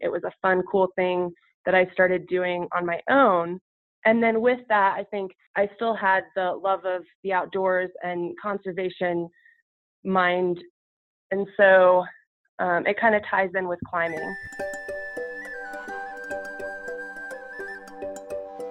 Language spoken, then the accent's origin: English; Colorado, United States; as a child growing up in Colorado.